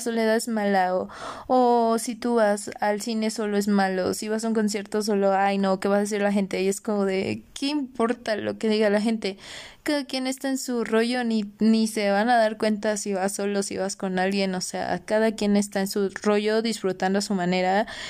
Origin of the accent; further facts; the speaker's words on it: Orizaba, Veracruz, Mexico; moved away as an adult; also born or lived in Toluca; yo soy de Orizaba, Veracruz y pues para estudiar mi carrera me vine a vivir a Toluca